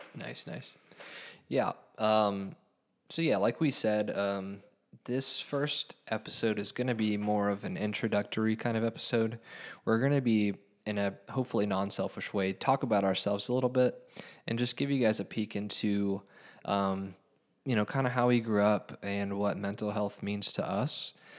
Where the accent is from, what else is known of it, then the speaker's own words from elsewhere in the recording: Hamilton, Ohio, United States; I was born in Hamilton, grew up in Hamilton, raised in Hamilton